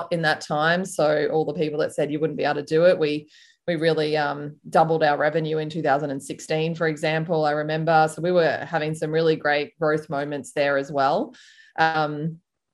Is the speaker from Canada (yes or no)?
no; Melbourne, Victoria, Australia; moved away as an adult; also born or lived in Sydney / United States; I'm from Melbourne in Australia